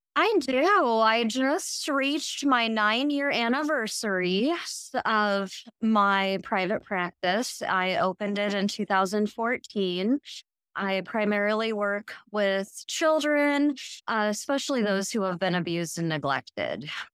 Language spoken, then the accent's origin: English; Hastings, Nebraska, United States; I was born and raised in Hastings